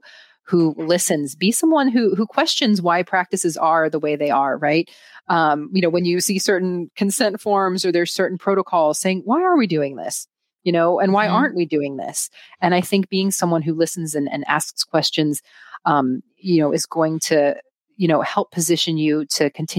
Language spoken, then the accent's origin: English; United States; And so, so I'm Greek. I grew up in the United States. I've also lived in other countries throughout my life.